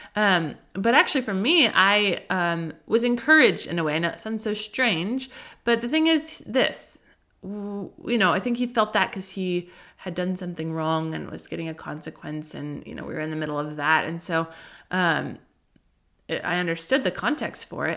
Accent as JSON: {"language": "English", "region": "Colorado", "country": "United States", "tie": "born or raised there", "moved": "yes", "lives_now": "Southern California, United States", "said": "I grew up in Colorado"}